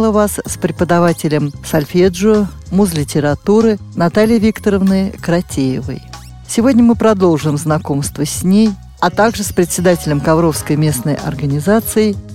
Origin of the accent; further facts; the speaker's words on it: Vorkuta, Komi Republic, Russia; moved away as an adult; now in Kovrov, Russia; я сама, конечно, родом из Воркуты, с крайнего севера.